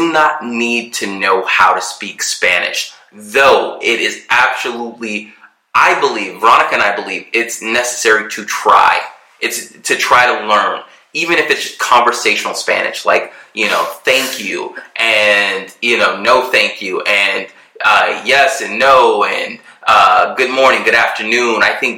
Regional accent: Germany; born there; spent my childhood certain years in Europe when I was born in Germany.

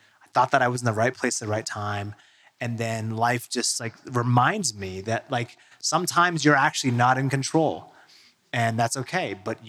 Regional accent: Seattle, Washington, United States; John Curley, who is he's like a broadcaster in my hometown in Seattle for a long time

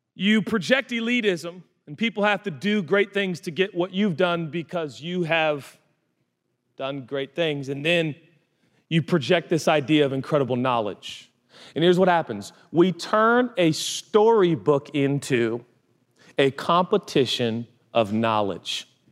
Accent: United States; It's called being American, and I'm proud to be one.

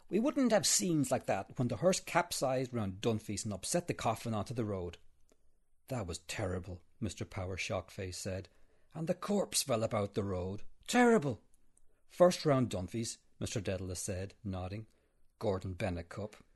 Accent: Arklow, Leinster, Ireland; born or raised there

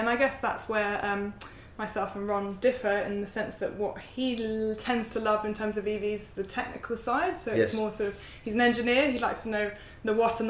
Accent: United Kingdom; moved away as an adult; now in New Zealand; I'm from the UK.

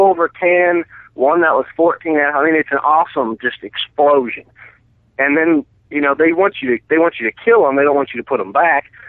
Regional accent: Colorado, United States; moved away as an adult; also born or lived in Winchester, Virginia; my family moved to Colorado when I was eight

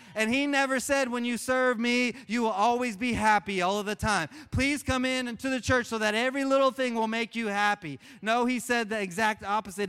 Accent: Oklahoma, United States; I grew up in Oklahoma

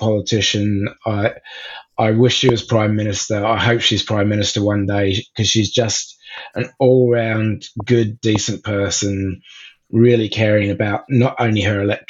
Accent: Oxford, South East England, United Kingdom; moved away as an adult; also born or lived in South Africa; now in Melbourne, Australia; I was born in Oxford in England. My father was lecturing at Oxford University

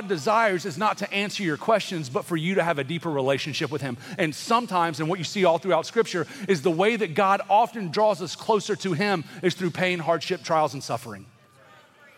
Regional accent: the South, United States; also born or lived in California; growing up in the South

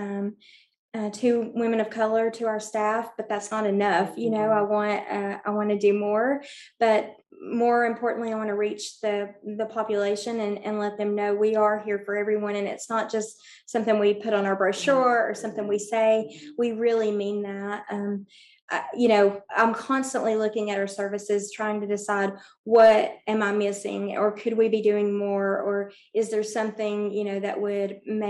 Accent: Bristol, Tennessee, United States; moved away as an adult; now in Johnson City, United States; I grew up in Bristol, Tennessee

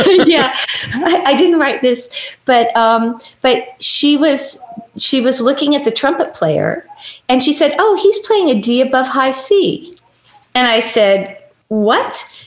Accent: Los Angeles, California, United States; also born or lived in Bakersfield, California / Orange County, California / Michigan; I was born in Hollywood

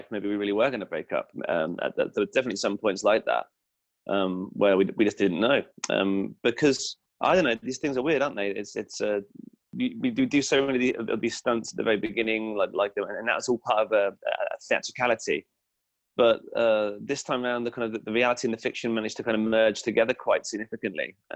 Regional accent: England, United Kingdom; And you know, as an English person, it's really strange to see weapons in general.

